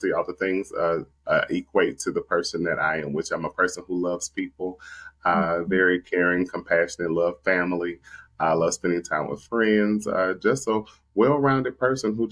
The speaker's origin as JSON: {"language": "English", "town": "Nashville", "region": "Tennessee", "country": "United States", "tie": "born or raised there", "also_born_or_lived": "Atlanta", "moved": "as an adult", "said": "I moved to Atlanta from Nashville, my hometown"}